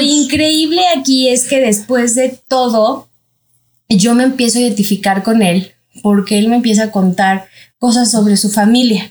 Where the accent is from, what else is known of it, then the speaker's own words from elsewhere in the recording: Mexico City, Mexico; yo soy de aquí de la Ciudad de México